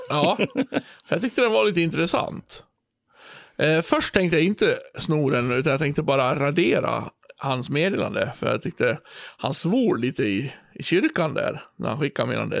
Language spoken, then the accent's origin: Swedish; Björbo, Dalarna County, Sweden; also born or lived in Borlänge; Där jag kommer ifrån, eh, den lilla byn Björbo, där vi har ett lustigt ja. språk